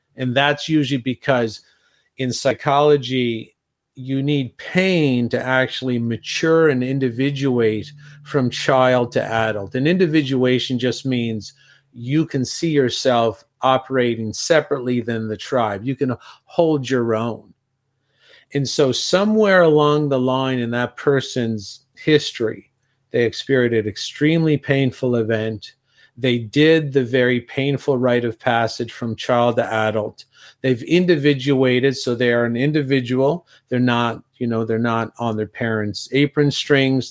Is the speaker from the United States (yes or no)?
no; Canada; also born or lived in Europe; being Canadian myself